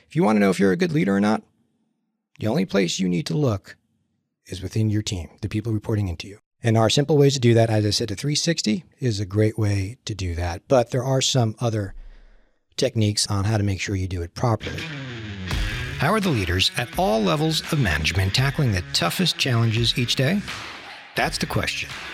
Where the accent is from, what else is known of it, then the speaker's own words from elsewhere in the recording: New Jersey, United States; moved away; I grew up in Jersey